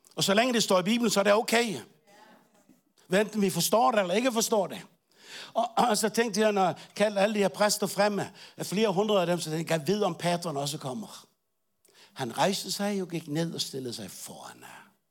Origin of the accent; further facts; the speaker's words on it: Bornholm, Capital Region of Denmark, Denmark; moved away; jeg var ikke rigtig dansker, jeg er Bornholmer